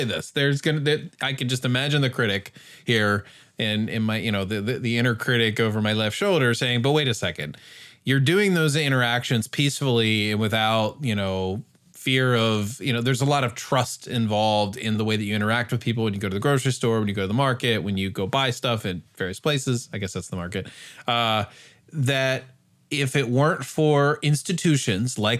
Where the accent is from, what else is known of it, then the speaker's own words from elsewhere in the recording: United States; as an American in general Western modern society